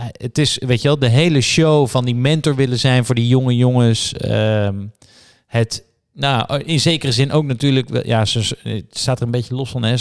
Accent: Netherlands; Het doet pijn als Nederlander

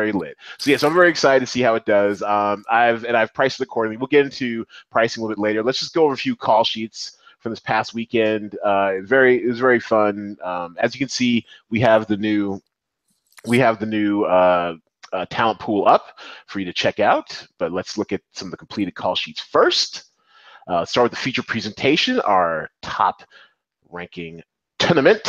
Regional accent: Seattle, Washington, United States; in my hometown of Seattle

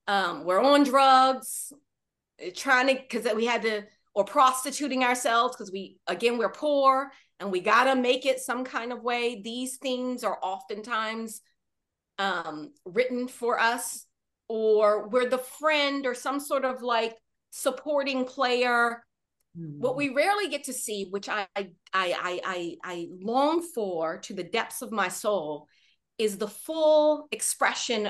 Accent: Washington, District of Columbia, United States; Growing up in Washington, D.C.

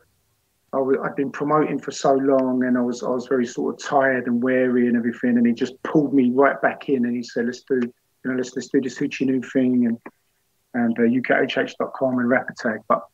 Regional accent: London, United Kingdom; I wasn't from the same part of North. I was from North London, now from North West

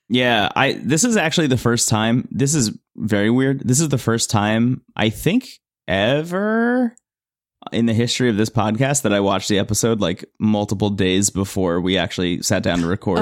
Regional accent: New Jersey, United States; I was born in New Jersey and I've lived here

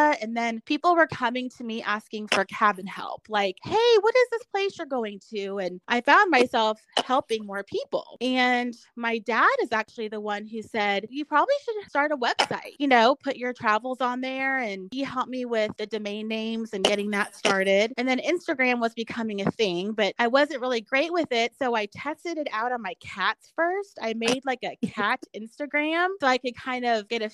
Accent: Dallas, Texas, United States; moved away as an adult; also born or lived in Colleyville, Texas; now in Oklahoma, United States; I'm from Dallas

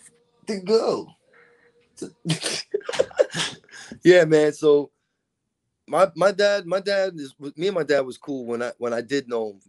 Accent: Florida, United States; also born or lived in Brooklyn; I was born in Kings County, Brooklyn. {S0} Kings County. {S2} You know, like {S0} yeah, man. {S2} But {S0} that's {S2} but I'm a Florida boy, you know, man.

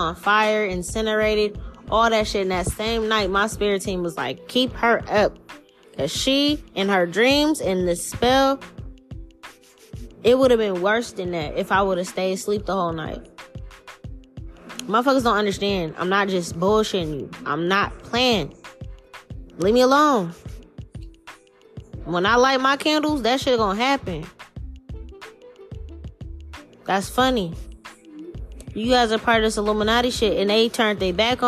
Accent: New Orleans, Louisiana, United States; moved away; That is my hometown.

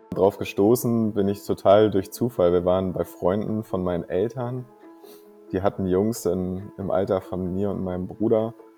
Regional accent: Kiel, Schleswig-Holstein, Germany; ich komme aus Kiel und wohne auch immer noch in Kiel tatsächlich. Ähm, und bin hier aufgewachsen, bin also echtes Nordlicht

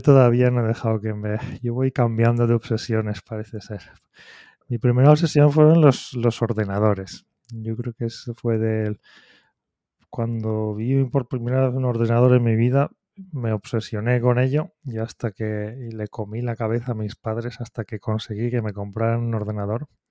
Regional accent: Spain; moved away as an adult; now in Japan; soy, el, español, un español que lleva aquí, llevo casi 20 años en Japón

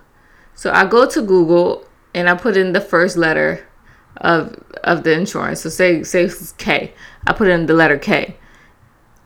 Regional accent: Philadelphia, Pennsylvania, United States; I'm from Philly

